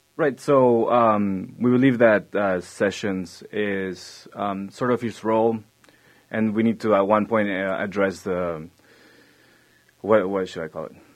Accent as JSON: {"language": "English", "country": "Argentina", "moved": "yes", "lives_now": "United States", "said": "I come from Argentina"}